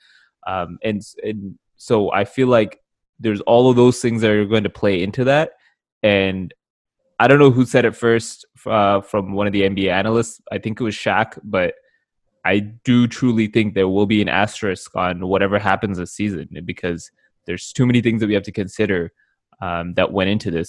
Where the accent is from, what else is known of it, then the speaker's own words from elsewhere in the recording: Canada; we're Canadian